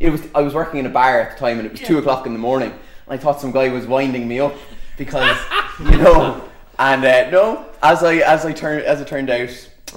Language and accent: English; Ballyroan, Leinster, Ireland; I'm from Ballyroan